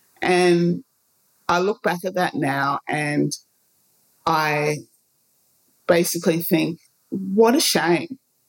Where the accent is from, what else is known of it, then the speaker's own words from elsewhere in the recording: Ghana; And I do know where I'm from. I'm from Ghana. I was born in Ghana.